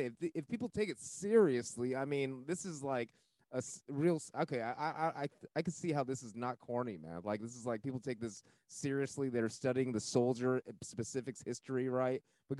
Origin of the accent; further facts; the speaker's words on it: United States; My parents are from Taiwan, but my grandparents are from China, but I'm born here.